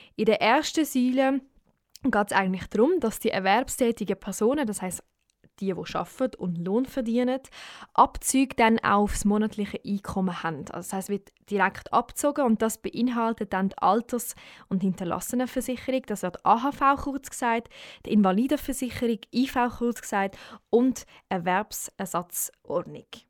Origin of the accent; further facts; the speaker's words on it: Switzerland; bei uns in der Schweiz